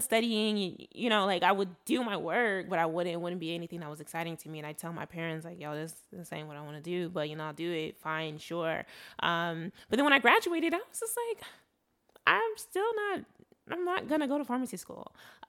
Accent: Nigeria; I'm Igbo from Nigeria. So we had Igbo classes, we had computer classes

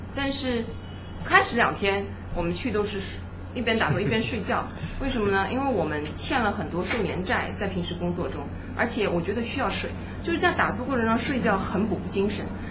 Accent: Suzhou, Jiangsu, China; moved away; 我是苏州的，我们苏州有些寺庙嘛

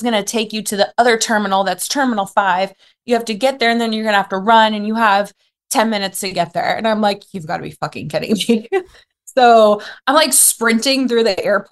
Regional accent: United States; moved away as an adult; now in Turkey; I'm American

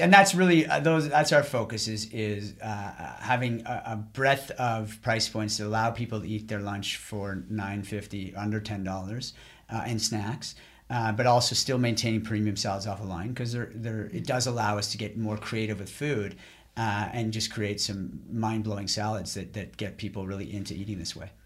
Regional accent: Ottawa, Ontario, Canada; moved away as an adult; also born or lived in Boston / Montreal; back to Ottawa, where I'm from

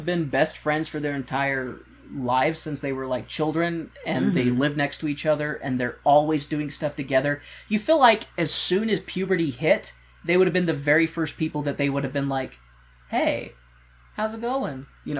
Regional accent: United States; I'm an American.

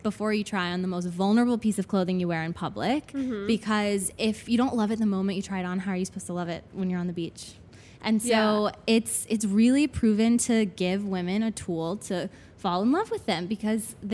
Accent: Atlanta, Georgia, United States; moved away as an adult; also born or lived in North Carolina; now in New York, United States; I grew up in Atlanta from the South

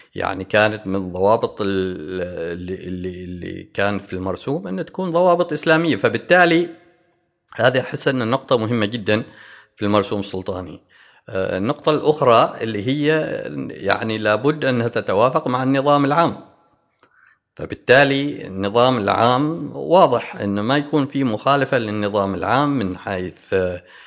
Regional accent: Oman; احنا كعمانيين

